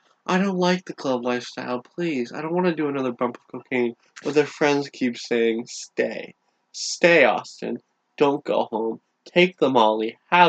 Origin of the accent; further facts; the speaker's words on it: Niagara Falls, Ontario, Canada; I'm from Niagara Falls. Everyone there just kind of gave up on life.